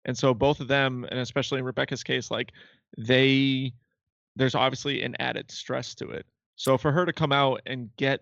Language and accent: English; Massachusetts, United States; We're from Massachusetts. We're fast talkers.